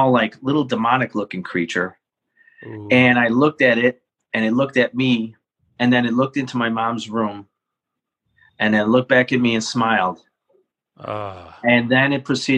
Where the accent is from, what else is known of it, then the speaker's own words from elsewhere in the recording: Chicago, Illinois, United States; I grew up in the Mount Greenwood area